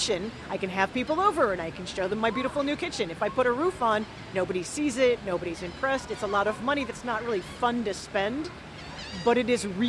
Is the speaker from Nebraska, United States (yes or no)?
yes; Nebraska, United States; I grew up in Nebraska